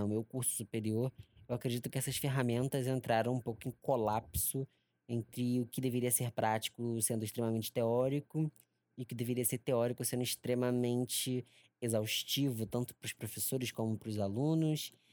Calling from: Rio de Janeiro, Brazil; eu falo daqui de Genópolis, diretamente da zona norte do Rio de Janeiro

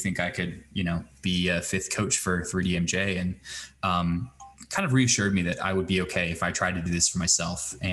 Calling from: Fort Collins, Colorado, United States; I'm joining you from Fort Collins, Colorado, nearly on the other side of the planet.

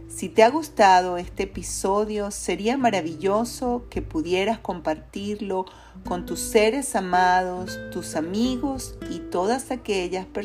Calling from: Caracas, Capital District, Venezuela; te saludo fraternalmente desde Caracas, Venezuela.

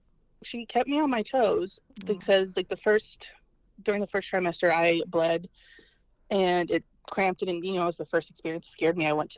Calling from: Millstadt, Illinois, United States; I'm calling you from Millstadt, Illinois. It's just outside of St. Louis, Missouri.

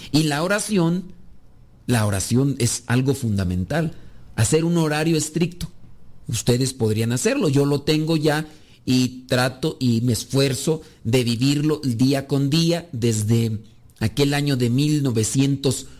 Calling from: Yonkers, New York, United States; lo escucho desde Jonker, Nueva York

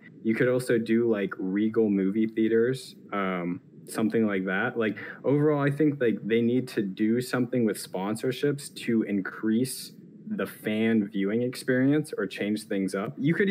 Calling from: District of Columbia, United States; The D.C. area.

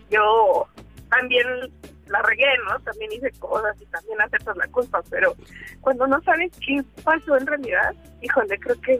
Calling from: Iztapalapa, Mexico City, Mexico; pues de acá de Iztapalapa.

